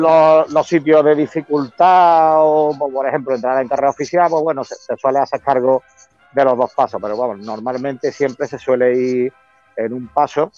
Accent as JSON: {"language": "Spanish", "town": "Córdoba", "region": "Andalusia", "country": "Spain", "said": "mi tierra, como también en Córdoba"}